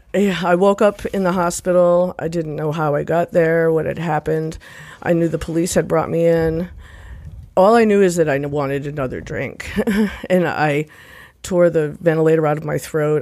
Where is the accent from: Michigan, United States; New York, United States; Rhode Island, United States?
Rhode Island, United States; moved away; also born or lived in Nashville, Tennessee; So I'm originally from Rhode Island.